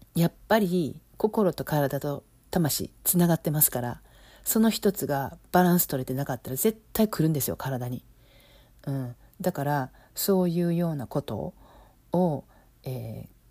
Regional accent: Osaka, Japan; accent: Osaka dialect (Kansai-ben); moved away as an adult; now in Los Angeles, United States; 今は関西弁私大阪出身やから大阪弁で喋って喋るようにするんですけど

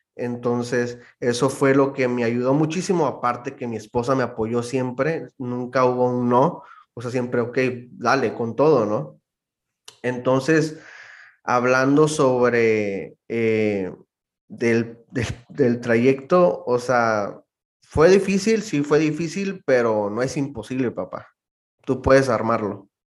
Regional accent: Mexicali, Baja California, Mexico; moved away as an adult; also born or lived in Rosarito / Tijuana; now in Phoenix, United States; Soy de Mexicali, Baja California. Crecí en Mexicali, eh, pero nací en Tijuana, en Rosarito.

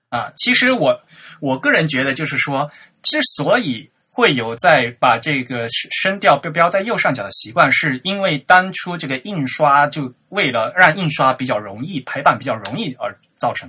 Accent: Fujian, China; 我们在福建的话也有这个闽南话的话，我们在福建大学也有这个闽南话拼音的系统

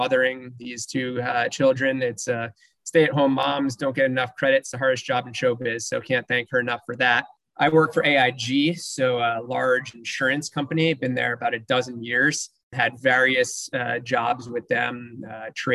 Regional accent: New Jersey, United States; also born or lived in Los Angeles, United States / Nashville, United States; now in Houston, United States; growing up in New Jersey, moving out

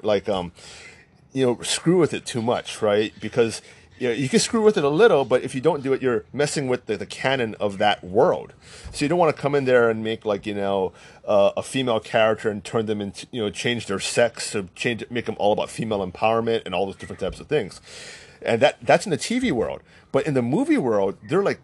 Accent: United States; accent: American; I'm full Chinese. We sound American because we are American

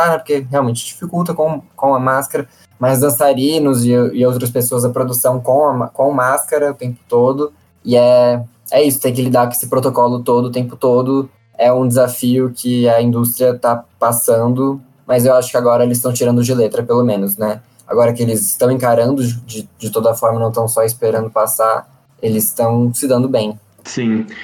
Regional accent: Brazil; E aí eu acho que foram essas as grandes perdas que a gente, enquanto brasileiro sofremos

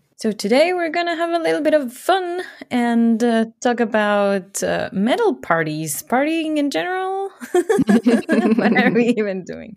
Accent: Ecuador; moved away as an adult; now in Germany; I grew up in Ecuador

